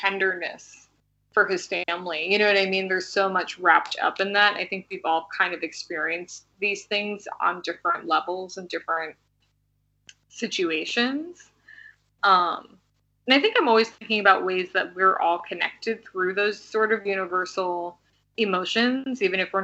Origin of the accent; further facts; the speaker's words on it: New York, United States; I was born and raised in New York